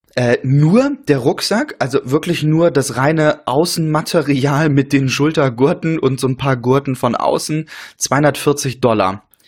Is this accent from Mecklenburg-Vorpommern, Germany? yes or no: yes; Rostock, Mecklenburg-Vorpommern, Germany; moved away; meine Heimatstadt äh, Rostock